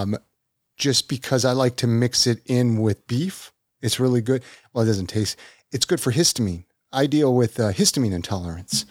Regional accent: California, United States; I grew up in California

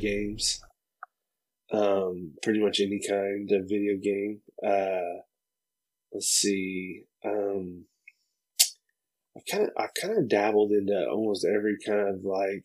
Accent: Oklahoma, United States; also born or lived in South Carolina; we're from Oklahoma, me and Preston both. I grew up here.

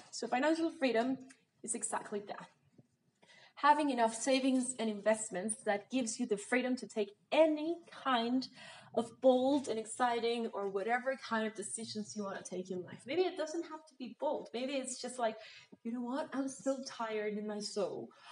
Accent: Mexico; I'm from Mexico

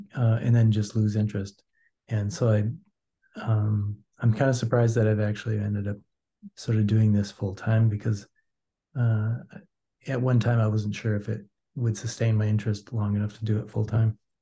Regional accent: Wisconsin, United States; now in St. Paul, United States; I'm from originally from Wisconsin

